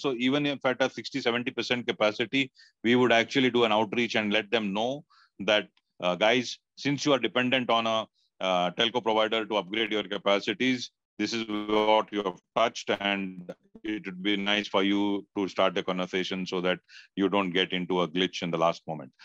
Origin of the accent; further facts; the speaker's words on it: India; as an Indian